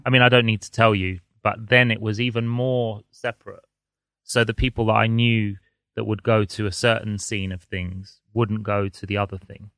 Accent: London, United Kingdom; I'm a Londoner, so I've grown up here.

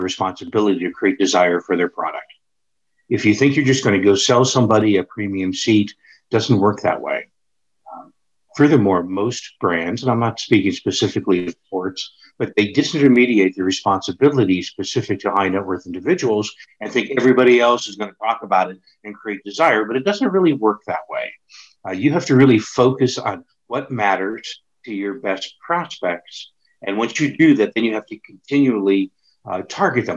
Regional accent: Pittsburgh, Pennsylvania, United States; moved away; it was my hometown

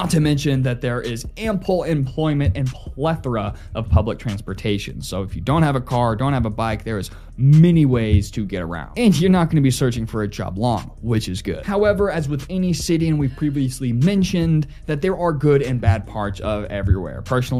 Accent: Nixa, Missouri, United States; also born or lived in Kansas City, Missouri; I absolutely loved my time living in Kansas City. And although I moved back to my hometown, Nixon, Missouri

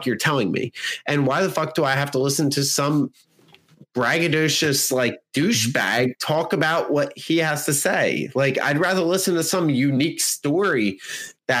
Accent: United States; we as Americans

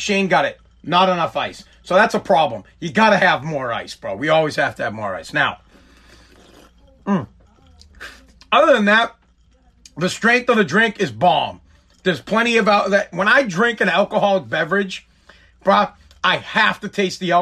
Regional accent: right outside of Boston, Massachusetts, United States; I'm from Boston, Massachusetts, wherever, right outside of Boston

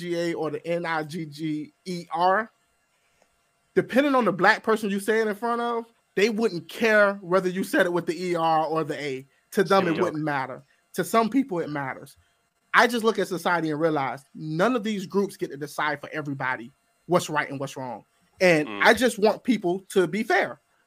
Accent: Georgia, United States; I'm actually from Georgia

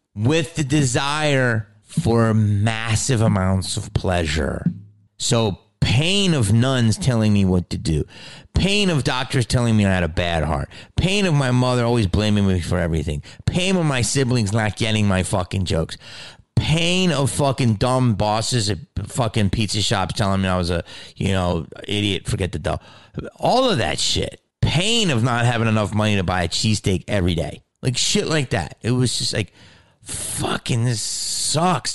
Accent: Delco, Pennsylvania, United States; accent: Delco; moved away; I'm from Delco

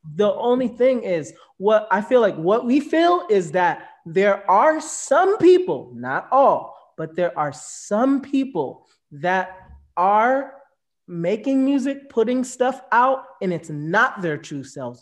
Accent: Jamaica; now in United States; I'm Jamaican

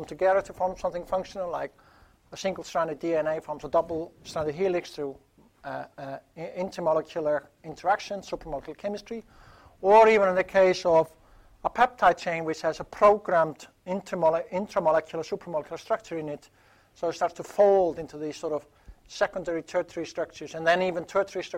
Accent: Iceland; moved away; my home country, Iceland

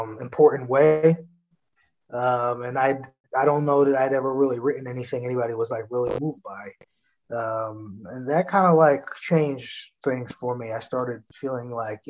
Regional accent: New York City, New York, United States; moved away as an adult; now in New Jersey, United States; I'm from Staten Island

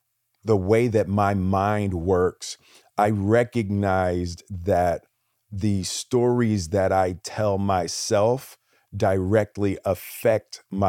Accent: Philadelphia, Pennsylvania, United States; I grew up in Philly, and you know, fighting was a real thing.

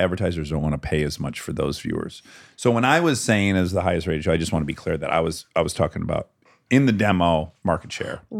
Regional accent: United States; I'm American

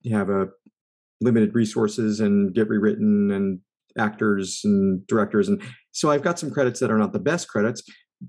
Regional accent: East Coast, United States; I grew up on the East Coast

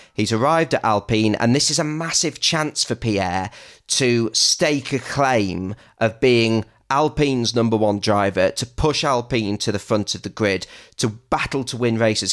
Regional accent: England, United Kingdom; me and Betty are English

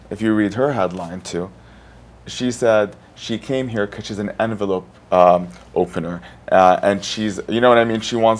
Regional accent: Saudi Arabia; moved away as an adult; also born or lived in Hollywood / London; I grew up in Saudi.

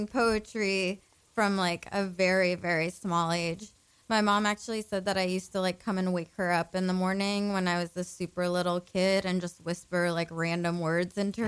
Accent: San Diego, California, United States; also born or lived in Paris, France; So I grew up in San Diego, California. That's where I was born and raised.

